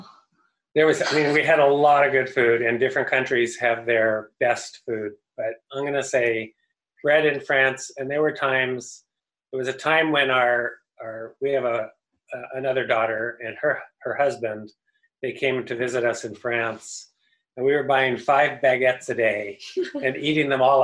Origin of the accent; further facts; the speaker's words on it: California, United States; I grew up eating abalone because I grew up in California